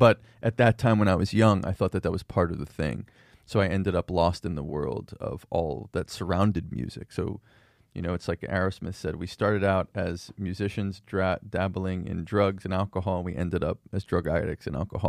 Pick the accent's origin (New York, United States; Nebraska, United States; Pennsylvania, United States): Pennsylvania, United States; Philadelphia; And my dad's sort of secular, like Seinfeld Jewish, you know, that. And so We grew up around Philadelphia.